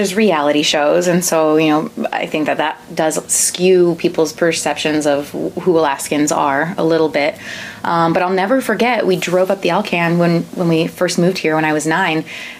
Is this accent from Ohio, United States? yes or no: yes; Toledo, Ohio, United States; born there; also born or lived in Germany; now in Anchorage, United States; No lumberjack, though, but I was born in Toledo, Ohio, and my dad's retired Air Force. So I started dancing in Germany and then across the U.S. and eventually settled here in Anchorage.